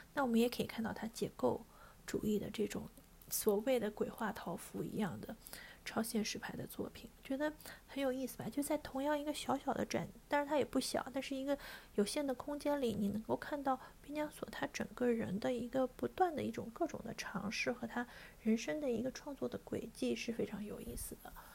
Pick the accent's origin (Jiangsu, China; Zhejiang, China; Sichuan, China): Sichuan, China; 我们四川的